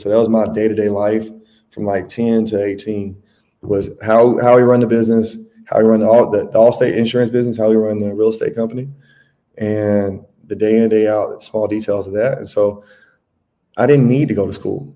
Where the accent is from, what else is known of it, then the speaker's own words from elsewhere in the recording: Tuscaloosa, Alabama, United States; moved away as an adult; also born or lived in Atlanta; now in Brazil; I am from Tuscaloosa, Alabama. I have been living outside the United States since 2018.